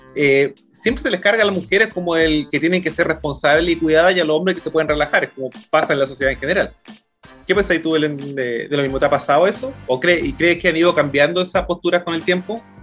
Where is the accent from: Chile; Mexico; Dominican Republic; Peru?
Chile; Santiago, Santiago Metropolitan Region; soy de Santiago también